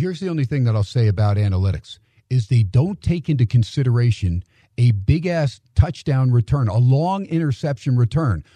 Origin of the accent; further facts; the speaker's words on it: New Jersey, United States; I grew up in Jersey